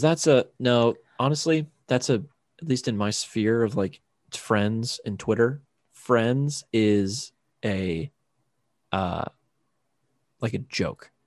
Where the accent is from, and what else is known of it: Chesapeake Bay area near Annapolis, Maryland, United States; born or raised there; moved away as an adult